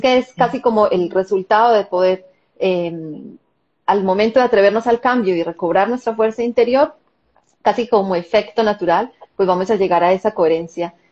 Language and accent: Spanish; Colombia; moved away as an adult; now in Israel; yo nací y crecí en Colombia y viví en Colombia hasta hace 13 años